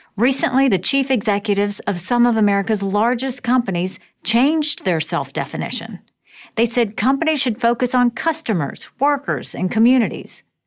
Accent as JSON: {"language": "English", "region": "South Carolina", "country": "United States", "tie": "born or raised there", "said": "I grew up in South Carolina as the daughter of Indian immigrants"}